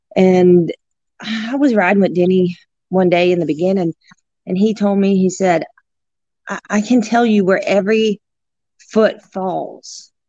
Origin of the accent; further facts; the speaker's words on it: New Orleans, Louisiana, United States; And I grew up just in the outskirts of New Orleans. I was born in New Orleans, Louisiana.